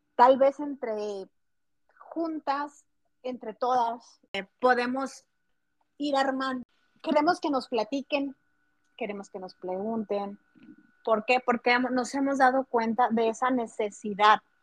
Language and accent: Spanish; Chihuahua, Mexico; Soy de la ciudad de Chihuahua, México.